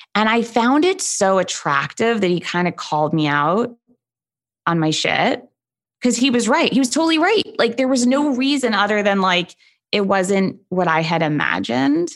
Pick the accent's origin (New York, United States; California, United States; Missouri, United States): New York, United States; New York City; I am from New York City